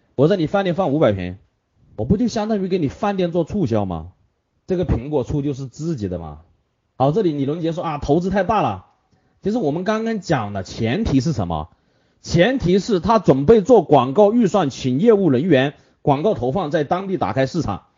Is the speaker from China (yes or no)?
yes; Hunan, China; 这是我们湖南人的最爱